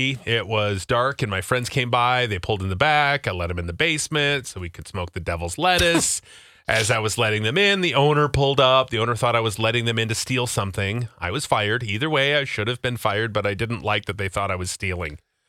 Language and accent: English; Rapid City, South Dakota, United States; I am originally from Rapid City, South Dakota